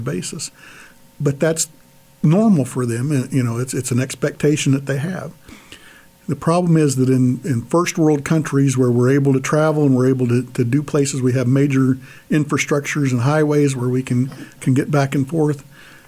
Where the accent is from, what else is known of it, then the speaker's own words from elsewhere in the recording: United States; as American Catholics, we live on the edge of two cultures